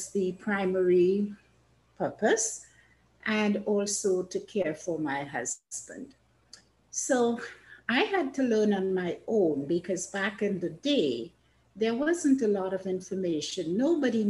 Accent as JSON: {"language": "English", "country": "Trinidad & Tobago", "tie": "born or raised there", "moved": "as an adult", "lives_now": "Canada", "said": "I was born in Trinidad in the Caribbean"}